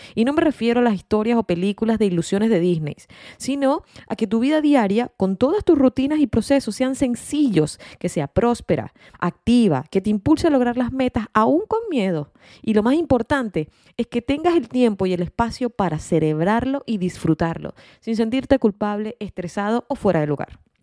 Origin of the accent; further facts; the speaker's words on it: Venezuela; moved away as an adult; also born or lived in Australia / Chile; now in United States; soy venezolana y resido en los Estados Unidos